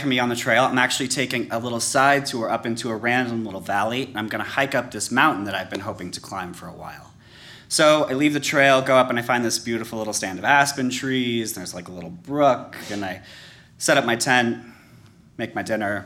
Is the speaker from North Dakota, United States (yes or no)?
no; Colorado, United States; also born or lived in New Orleans, Louisiana; I grew up in Colorado